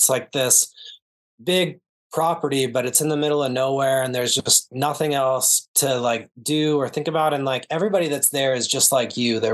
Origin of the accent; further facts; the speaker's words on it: Oregon, United States; moved away; I'm from Oregon originally. A lot of my buddies are from there